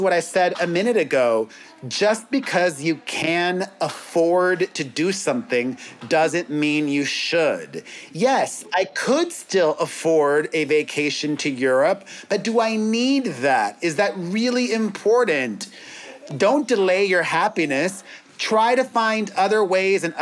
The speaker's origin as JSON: {"language": "English", "town": "Miami", "region": "Florida", "country": "United States", "moved": "yes", "lives_now": "Los Angeles, United States", "said": "We're from Miami originally"}